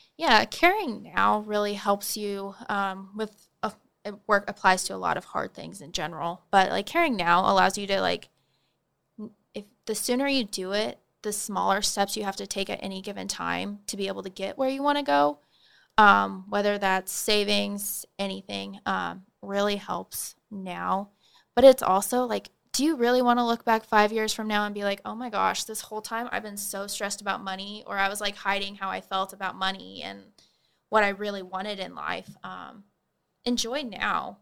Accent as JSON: {"language": "English", "town": "Holdrege", "region": "Nebraska", "country": "United States", "moved": "as an adult", "lives_now": "Manhattan, Kansas, United States", "said": "I'm originally from Holdridge, Nebraska"}